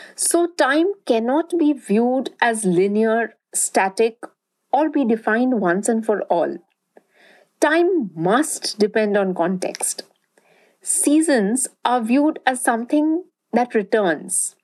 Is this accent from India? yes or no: yes; Durgapur, West Bengal, India; where I grew up in Durgapur, a small town in eastern India